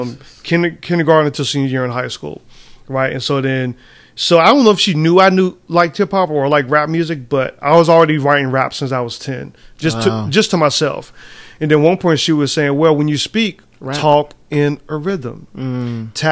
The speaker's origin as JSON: {"language": "English", "country": "United States"}